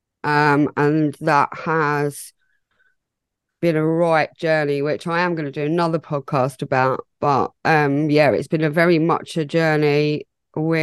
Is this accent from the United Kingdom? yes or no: yes; England, United Kingdom; I am English